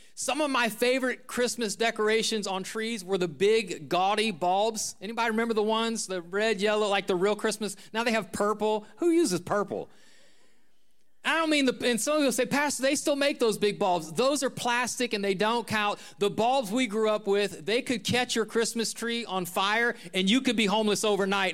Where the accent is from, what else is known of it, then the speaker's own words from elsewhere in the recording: Northeast Ohio, United States; Where I grew up in Northeast Ohio